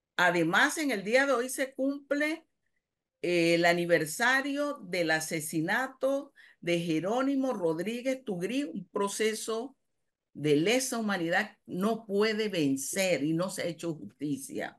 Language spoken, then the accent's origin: Spanish; Panama; soy panameña